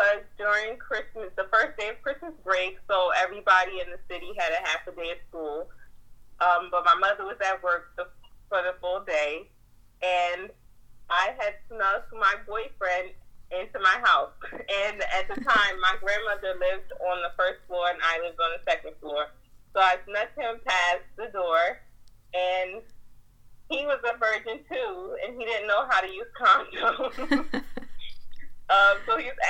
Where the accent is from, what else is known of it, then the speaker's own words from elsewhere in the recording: New Jersey, United States; we're from New Jersey.